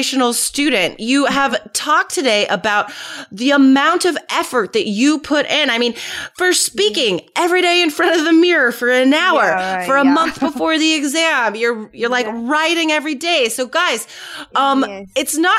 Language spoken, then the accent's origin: English; United States; I'm American